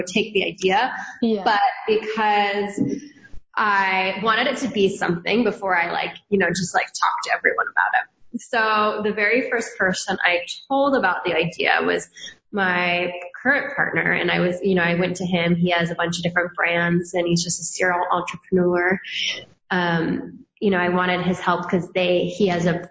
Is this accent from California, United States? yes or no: no; Hawaii, United States; also born or lived in New York; now in San Diego, United States; I grew up in Hawaii, so it's very Asian influenced.